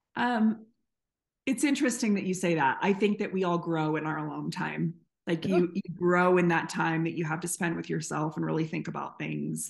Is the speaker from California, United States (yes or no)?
yes; San Diego, California, United States; also born or lived in North Carolina; now in Colorado, United States; I'm from San Diego, but I live in the mountains of Colorado